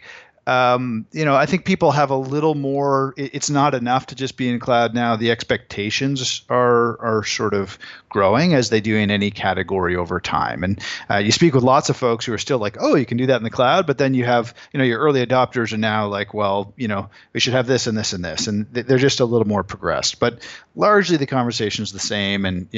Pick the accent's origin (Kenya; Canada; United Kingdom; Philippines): Canada; As a Canadian, everyone wants to tear him down.